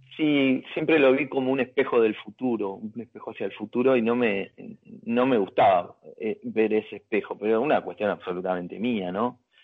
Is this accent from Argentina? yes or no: yes; Argentina; somos argentinos